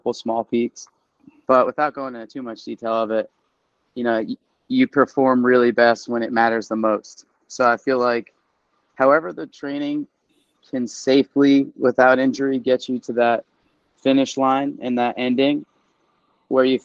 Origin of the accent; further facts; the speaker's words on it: East Coast, United States; moved away as an adult; also born or lived in Pennsylvania / Virginia / Oklahoma; now in Tempe, United States; being born and raised on the East Coast